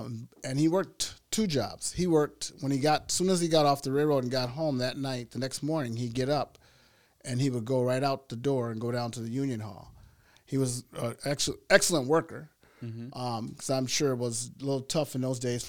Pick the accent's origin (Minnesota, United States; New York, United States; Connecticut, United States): Minnesota, United States; Minneapolis; Well, I'm originally from Minnesota. I grew up in South Minneapolis.